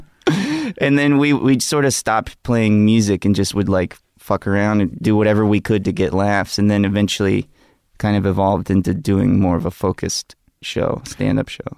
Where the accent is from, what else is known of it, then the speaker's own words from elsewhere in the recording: Gulf Shores, Alabama, United States; I grew up in a place called Gulf Shores, Alabama.